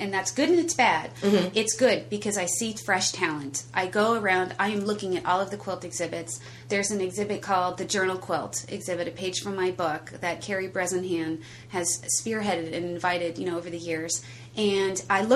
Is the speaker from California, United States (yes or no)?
yes; San Rafael, California, United States; that's where I grew up